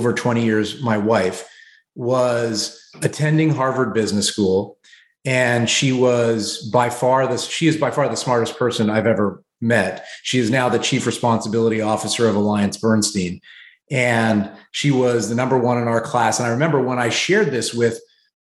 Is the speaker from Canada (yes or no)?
yes; Canada; moved away as an adult; now in New York City, United States; moving as a Canadian to the US